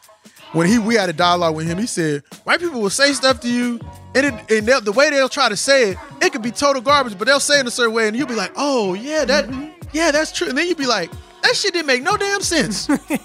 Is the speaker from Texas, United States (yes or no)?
yes; Austin, Texas, United States; I'm from Austin